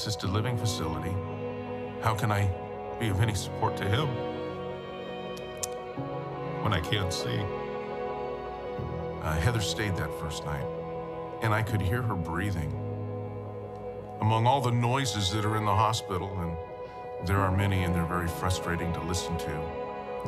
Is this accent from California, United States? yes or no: yes; Los Angeles, California, United States; Growing up in Woodland Hills with my parents, had a great family